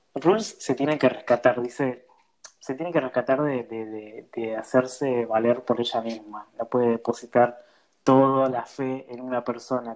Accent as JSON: {"language": "Spanish", "town": "Florencio Varela", "region": "Buenos Aires Province", "country": "Argentina", "said": "Yo soy de Florencio Varela"}